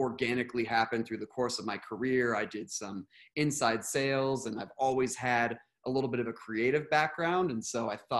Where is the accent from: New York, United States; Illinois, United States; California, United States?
California, United States; Redding; I grew up in a small town in Northern California called Redding